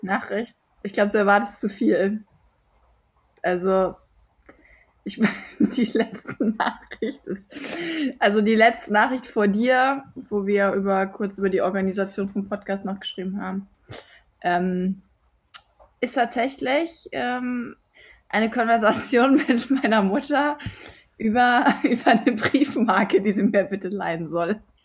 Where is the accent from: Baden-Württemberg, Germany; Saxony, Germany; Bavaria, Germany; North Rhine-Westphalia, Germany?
North Rhine-Westphalia, Germany; Düsseldorf; ich bin Düsseldorferin